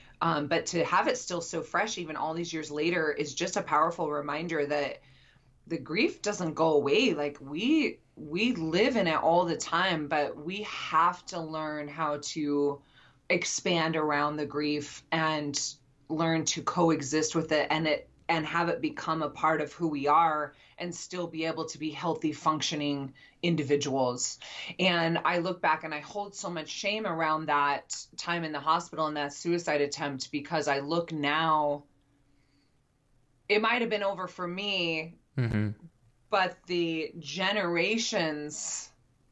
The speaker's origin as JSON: {"language": "English", "region": "Utah", "country": "United States", "also_born_or_lived": "Nashville, Tennessee", "moved": "yes", "said": "I'm from Utah"}